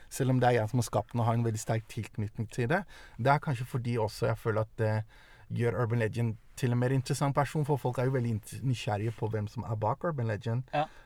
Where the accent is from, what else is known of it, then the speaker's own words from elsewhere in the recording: Norway; also born or lived in Denmark / Eritrea (ancestry) / Italy (parents met); jeg ble født i Danmark. Jeg kom til Norge da jeg var ni år.